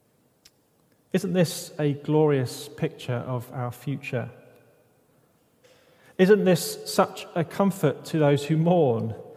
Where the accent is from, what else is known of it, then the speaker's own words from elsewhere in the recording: United Kingdom; I'm British